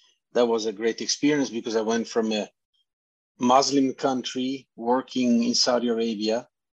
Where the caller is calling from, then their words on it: British Columbia, Canada; From British Columbia.